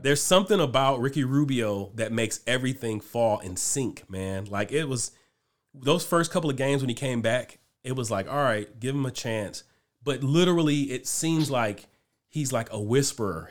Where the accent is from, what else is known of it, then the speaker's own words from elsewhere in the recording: Cleveland, Ohio, United States; we're from Cleveland